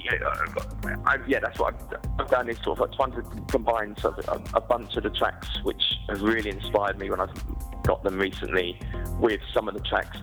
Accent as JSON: {"language": "English", "town": "Watford", "region": "East of England", "country": "United Kingdom", "moved": "as an adult", "lives_now": "Berlin, Germany", "said": "I'm originally from Watford, just on the edge of London"}